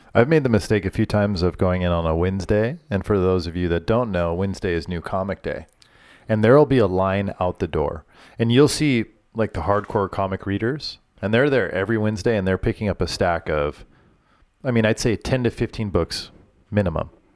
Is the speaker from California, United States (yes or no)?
yes; Orange, California, United States; I grew up in the city of Orange in Orange County